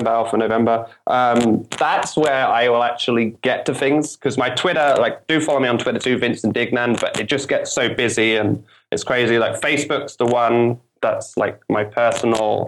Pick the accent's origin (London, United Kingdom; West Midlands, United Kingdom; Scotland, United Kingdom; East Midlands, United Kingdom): London, United Kingdom; my hometown London